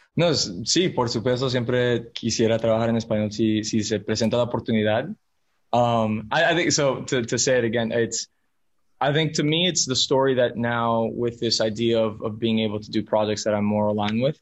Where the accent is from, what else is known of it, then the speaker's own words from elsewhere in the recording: Miami, Florida, United States; first language Spanish; English is a second language; I'm a first generation American, um, but raised as Spanish as my first language mi mamá mexicana, mi papá colombiano. So like I was, I was just, I, I, was in a small, I was in a pocket of Miami that everyone around me was Hispanic